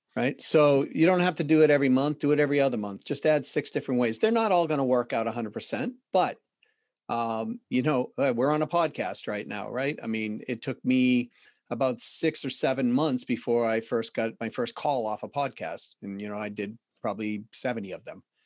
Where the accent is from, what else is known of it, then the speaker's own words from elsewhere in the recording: Boston, Massachusetts, United States; accent: Boston; my Boston accent